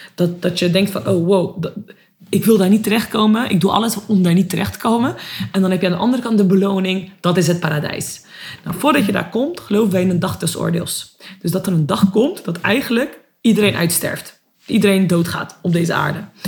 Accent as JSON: {"language": "Dutch", "country": "Netherlands", "tie": "born or raised there", "said": "ben ook gewoon geboren en opgegroeid in Nederland."}